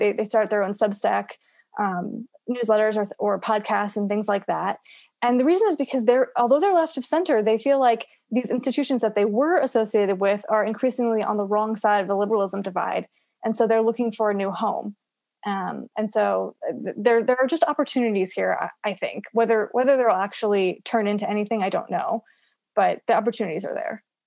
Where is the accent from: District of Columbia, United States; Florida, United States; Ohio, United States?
Florida, United States; my home state of Florida